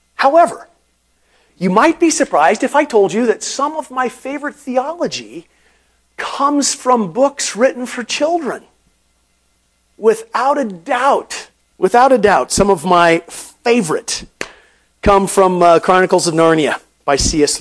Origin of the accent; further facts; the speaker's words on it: Portland, Oregon, United States; growing up in Portland